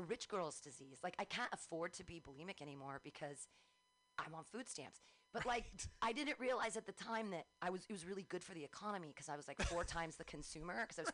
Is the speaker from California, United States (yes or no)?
yes; Danville, California, United States; also born or lived in Livermore / Pleasanton / San Diego / Davis; I grew up in Danville